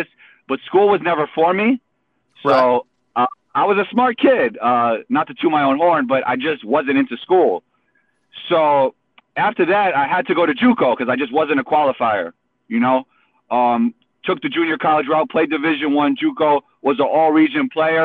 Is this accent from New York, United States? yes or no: yes; New York City, New York, United States; Growing up in New York